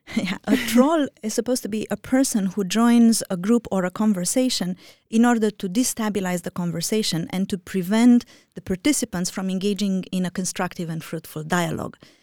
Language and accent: English; Romania; moved away; I am originally from Romania